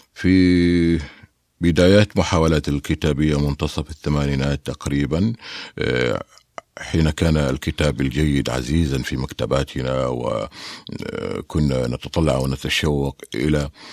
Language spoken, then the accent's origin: Arabic; Mecca and Taif, Makkah Province, Saudi Arabia; also born or lived in Medina; أنا ولدت ونشأت ولدت في الطائف ونشأت ما بين مكة والطائف